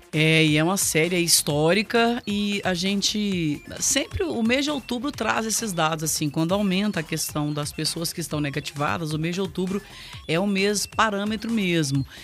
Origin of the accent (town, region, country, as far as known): Brazil